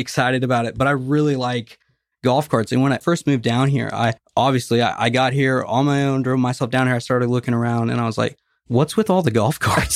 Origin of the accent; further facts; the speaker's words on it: Nashville, Tennessee, United States; moved away as an adult; I'm from Nashville, Tennessee. If you've seen me at the place, I'm always wearing a Tennessee hat. I'm from Tennessee, born and raised